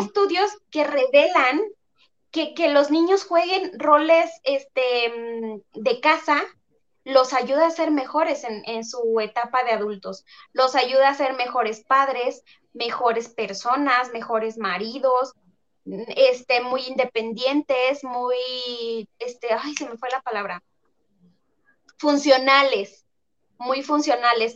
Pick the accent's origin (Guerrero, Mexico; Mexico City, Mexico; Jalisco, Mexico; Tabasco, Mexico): Tabasco, Mexico; now in Guadalajara, Mexico; nosotras vivimos aquí en, en Guadalajara, somos tabasqueñas